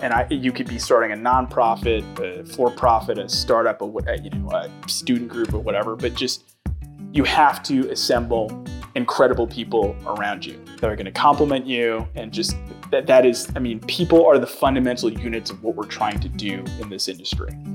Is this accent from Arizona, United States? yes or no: no; New York City, New York, United States; I grew up in New York